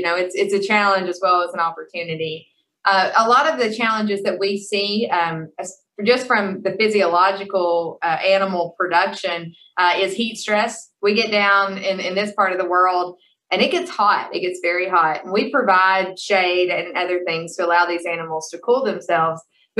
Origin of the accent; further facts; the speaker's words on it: Kentucky, United States; You know, again, I came from Kentucky. We had the loamy soils, but they had their own challenges.